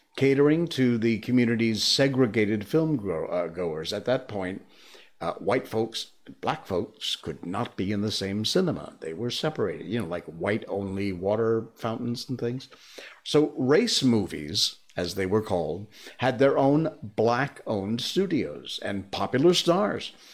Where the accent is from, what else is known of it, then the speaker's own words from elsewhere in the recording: Torrington, Connecticut, United States; my hometown, uh, Torrington, Connecticut